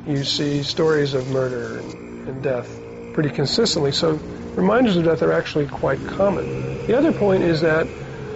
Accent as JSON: {"language": "English", "region": "New York", "country": "United States", "said": "I'm a New Yorker. I'm from New York."}